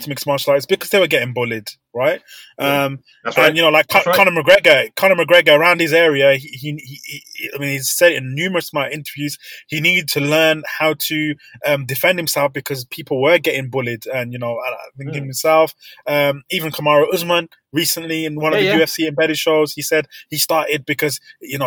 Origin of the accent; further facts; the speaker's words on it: Birmingham, West Midlands, United Kingdom; we're from Birmingham